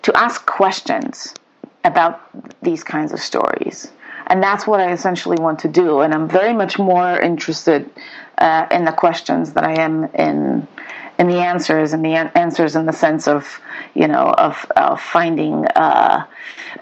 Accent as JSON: {"language": "English", "town": "Wrocław", "region": "Lower Silesian Voivodeship", "country": "Poland", "tie": "born or raised there", "also_born_or_lived": "Israel", "first_language": "Polish", "second_language": "English", "moved": "as an adult", "lives_now": "United States", "said": "Polishness is my upbringing, my first language. I'm speaking to you from my hometown where everything began. I'm in Wrocław."}